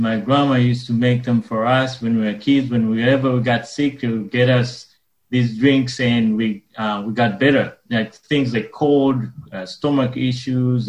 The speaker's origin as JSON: {"language": "English", "country": "Uganda", "tie": "born or raised there", "moved": "yes", "said": "I was born and raised in Uganda"}